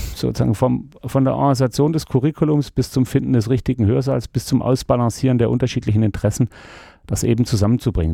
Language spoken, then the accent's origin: German; Stuttgart, Baden-Württemberg, Germany; moved away as an adult; also born or lived in Freiburg / Hamburg; ich bin in Stuttgart geboren und aufgewachsen